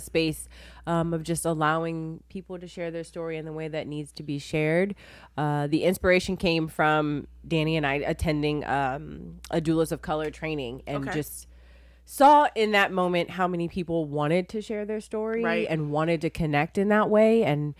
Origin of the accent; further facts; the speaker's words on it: Columbus, Ohio, United States; Oh, I'm from Columbus, Ohio.